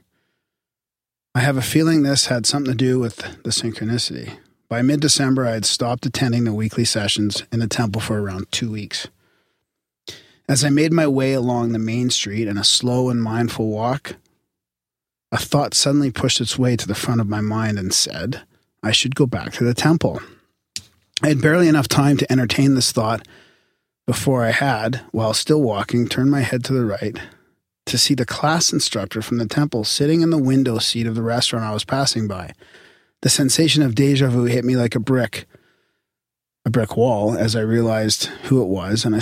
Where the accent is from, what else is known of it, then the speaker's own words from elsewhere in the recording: Canada; We're Canadian